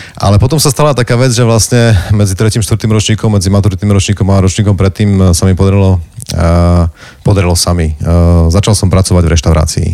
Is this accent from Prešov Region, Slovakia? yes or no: yes; Záhradné, Prešov Region, Slovakia; som sa vrátil domov